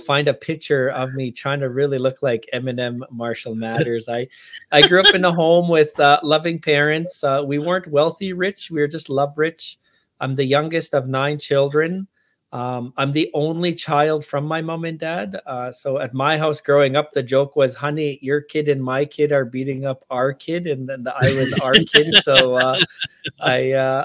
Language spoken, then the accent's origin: English; Cowessess First Nation, Saskatchewan, Canada; I grew up on Cowessess First Nation